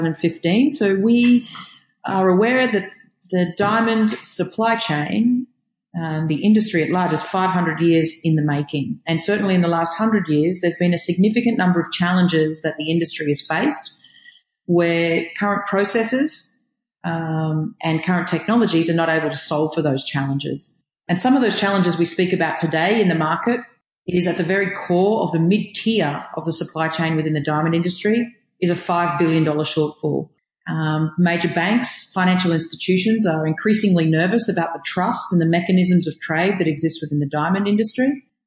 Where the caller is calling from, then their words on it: Israel; I'm connecting from Israel, so it was a challenge for a while there.